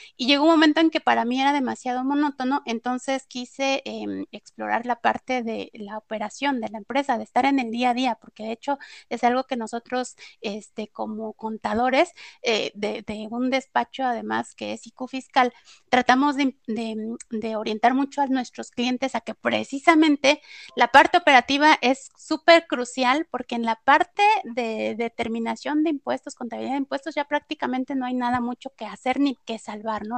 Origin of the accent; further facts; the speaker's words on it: Puebla, Mexico; moved away as an adult; now in Mexico City, Mexico; yo soy de Puebla, estuve trabajando en este corporativo que te digo, cuando me vengo a Ciudad de México